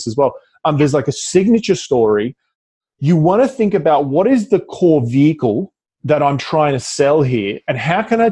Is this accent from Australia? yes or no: yes; Australia; accent: Australian; my Australian accent